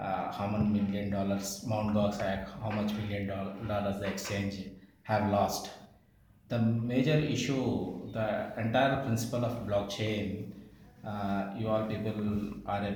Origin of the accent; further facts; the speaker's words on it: India; Being an Indian